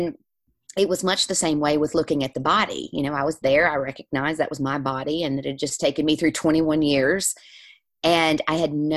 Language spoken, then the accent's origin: English; the South, United States; moved away as an adult; now in Ireland; I grew up in the South. I'm a preacher's daughter